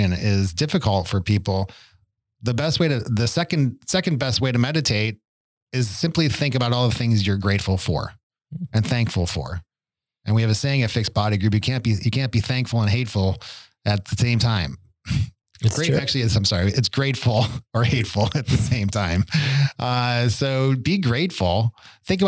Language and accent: English; Buffalo, New York, United States; I grew up in Buffalo